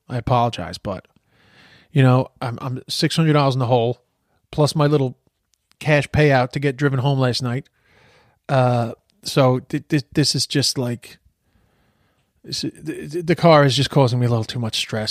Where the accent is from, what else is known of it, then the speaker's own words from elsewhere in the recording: United States; moved away; I'm from the States